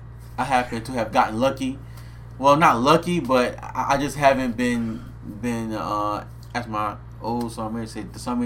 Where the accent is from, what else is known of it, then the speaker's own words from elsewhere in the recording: New Orleans, Louisiana, United States; I'm going to tell you, man, I'm from New Orleans, right?